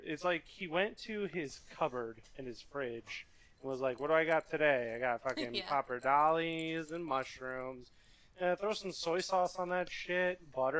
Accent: United States; I'm an American.

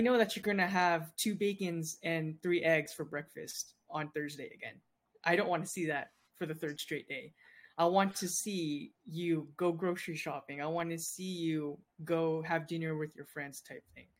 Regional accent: San Diego, California, United States; I was born in San Diego

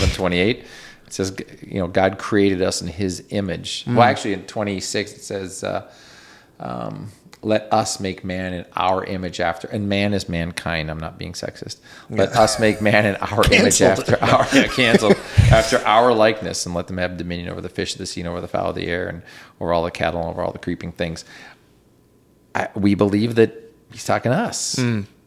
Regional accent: near Winnipeg, Manitoba, Canada; I'm from Winnipeg. Well, I'm from Enola, and Winnipeg are like 30 miles apart

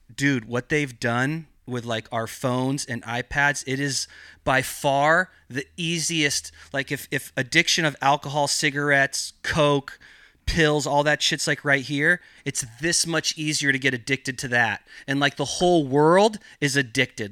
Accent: Gualala, California, United States; I grew up in Mendocino County in this small little town called Wallala

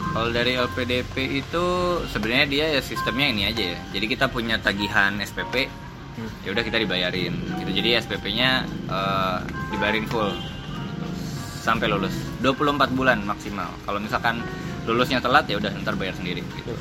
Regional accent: East Kalimantan, Indonesia; aku lahir di Kalimantan Timur

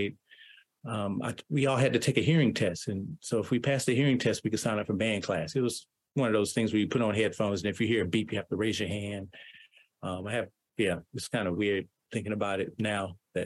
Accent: High Point, North Carolina, United States; I grew up in a small town in North Carolina called High Point.

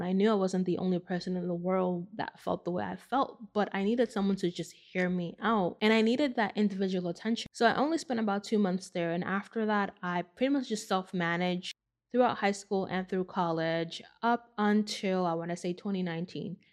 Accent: New York City, New York, United States; I grew up in the Bronx

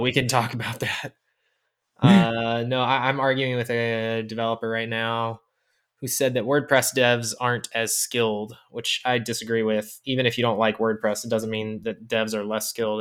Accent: Orlando, Florida, United States; I grew up in Orlando with a very core group of friends, Orlando, Florida.

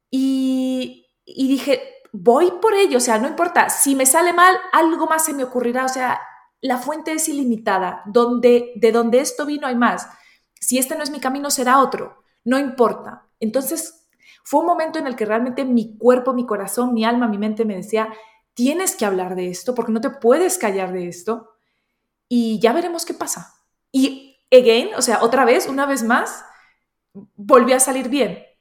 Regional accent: Colombia; also born or lived in Spain / United Kingdom; now in Germany; nací en Colombia, me crié entre Colombia y España. después a los 22 años me fui a Reino Unido, viví 15 años

